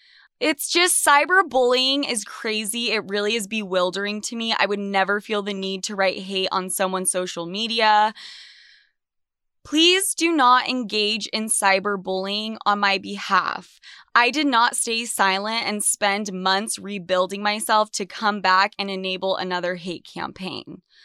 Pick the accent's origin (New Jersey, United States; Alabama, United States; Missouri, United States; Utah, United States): Utah, United States; Salt Lake City; also born or lived in New York City; I am back in my hometown, Salt Lake City, Utah. I fled New York when everything went to shit